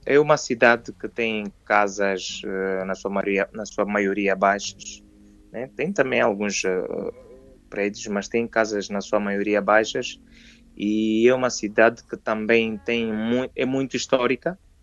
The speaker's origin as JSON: {"language": "Portuguese", "region": "Namibe", "country": "Angola", "tie": "born or raised there", "said": "sou músico, produtor, compositor angolano, sou de, de Angola, da província do Namibe"}